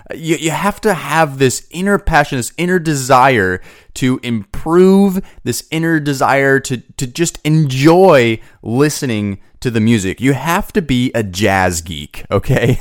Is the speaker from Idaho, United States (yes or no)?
yes; Boise, Idaho, United States; moved away; I'm originally from Boise, Idaho